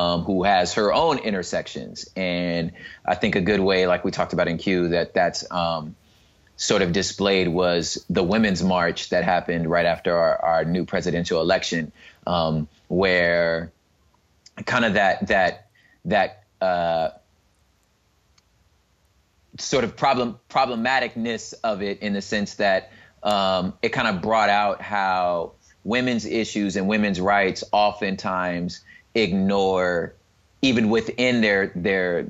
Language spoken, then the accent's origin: English; California, United States; also born or lived in Long Beach, California; me being a Californian living in Long Beach